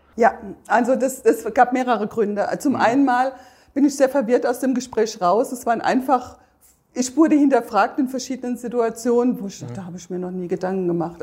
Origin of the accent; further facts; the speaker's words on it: between Darmstadt and Bensheim, southern Hesse, Germany; ich komme aus Südhessen, südlich von Darmstadt, zwischen Darmstadt und Bensheim